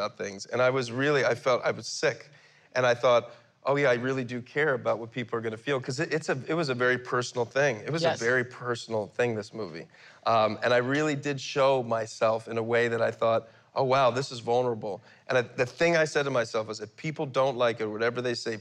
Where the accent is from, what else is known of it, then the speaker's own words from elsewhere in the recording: Philadelphia, Pennsylvania, United States; even as a young man growing up in Philadelphia